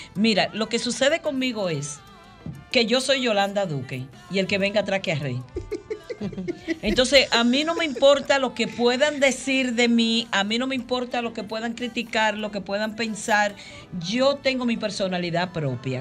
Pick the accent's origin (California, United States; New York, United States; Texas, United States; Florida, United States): New York, United States; New York City; yo vivo en Queens, yo me crié en Queens